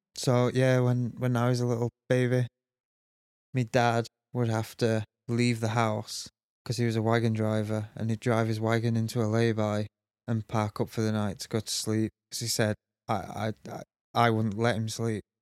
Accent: Sheffield, Yorkshire and the Humber, United Kingdom; I'm from Sheffield, so I'm used to seeing weirdos

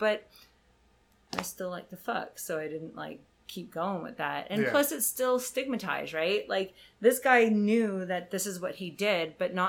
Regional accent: Canada; And I'm from Canada, so the idea of sex is a little bit lax.

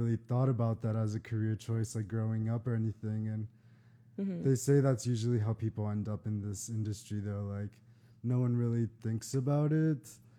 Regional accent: San Antonio, Texas, United States; now in Austin, United States; I kind of chose to move to Austin after college because it's close to my hometown.

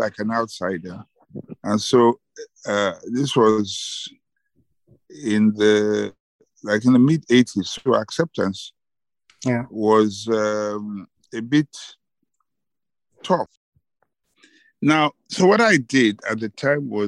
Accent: Jos, Plateau, Nigeria; I grew up in Jos.

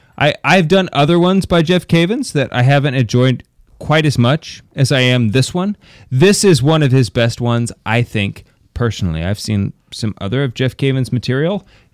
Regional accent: Ireland; Yes, because I am Irish, and I eat butter.

